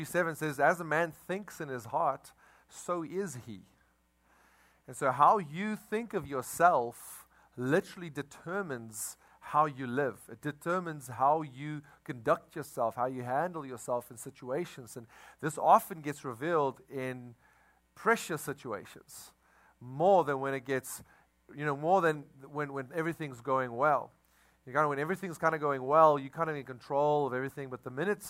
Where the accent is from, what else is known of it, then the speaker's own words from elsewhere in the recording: South Africa; now in Crowley, United States; we come from South Africa